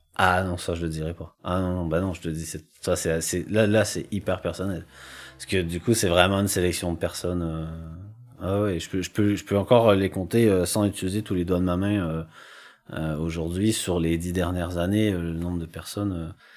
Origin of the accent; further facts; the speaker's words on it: Quebec, Canada; moved away; j'ai grandi en campagne et que. Euh, bah, au Québec